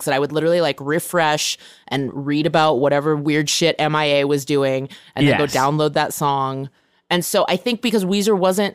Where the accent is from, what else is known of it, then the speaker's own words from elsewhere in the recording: Bay Area, California, United States; I grew up in the Bay Area